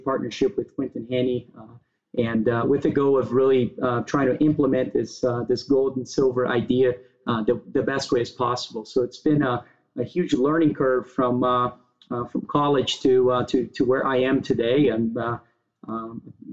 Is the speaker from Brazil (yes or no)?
yes; Brazil; moved away as an adult; now in United States; I was born and raised in Brazil. I moved to the U.S. To go to college back in the days